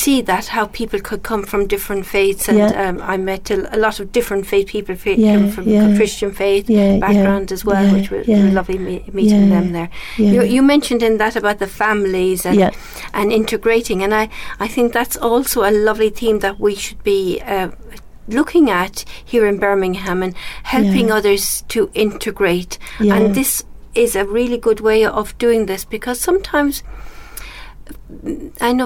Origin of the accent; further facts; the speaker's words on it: Ireland; I've in my life being Irish Catholic and then converted